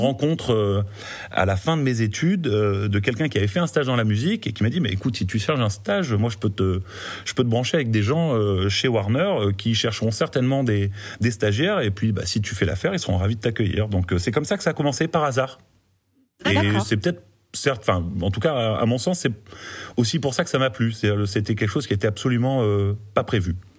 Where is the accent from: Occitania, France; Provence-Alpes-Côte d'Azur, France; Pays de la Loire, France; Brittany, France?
Provence-Alpes-Côte d'Azur, France; Marseille; moved away; also born or lived in Paris; je suis marseillais d'origine